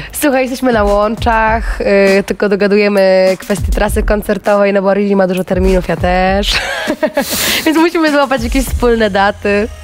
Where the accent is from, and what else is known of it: Kashubia, Pomeranian Voivodeship, Poland; moved away